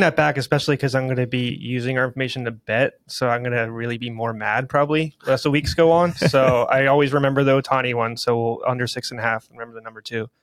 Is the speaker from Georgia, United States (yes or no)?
no; Philadelphia, Pennsylvania, United States; now in California, United States; I grew up in Pennsylvania, Philadelphia.